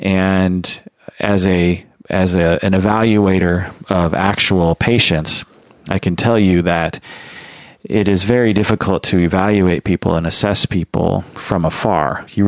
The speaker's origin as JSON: {"language": "English", "country": "United States", "said": "was alive and an adult in the 90s and experienced the whole OJ Simpson thing as an American"}